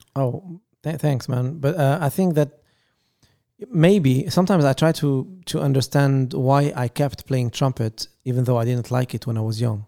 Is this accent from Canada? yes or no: no; Lebanon; English is a second language; now in Paris, France; we are originally from Lebanon